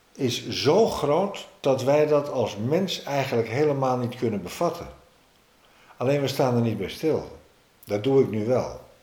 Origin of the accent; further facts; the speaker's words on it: Amsterdam, North Holland, Netherlands; als Amsterdammer